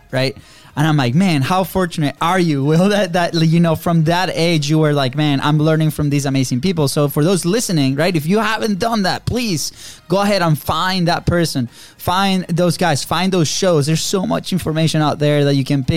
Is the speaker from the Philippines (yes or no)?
no; Venezuela; moved away as an adult; now in United States; we grew up in Venezuela. Third world country